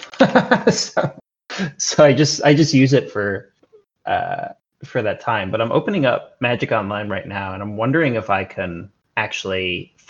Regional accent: United States; now in New Zealand; I'm American, but I live in New Zealand

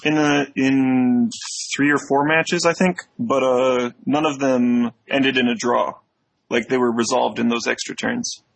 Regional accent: Chicago, Illinois, United States; stay in my hometown and en- enjoy the place here

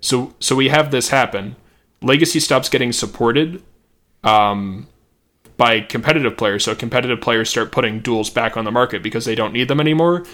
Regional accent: Missouri, United States; I'm from Missouri

